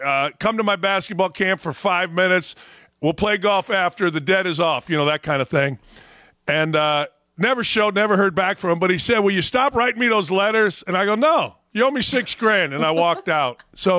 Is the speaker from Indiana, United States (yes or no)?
yes; Gary, Indiana, United States; My brother is a guy who – we grew up in Gary, Indiana.